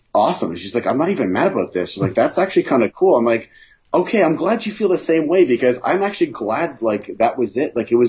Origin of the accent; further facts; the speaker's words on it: Canada; we're Canadian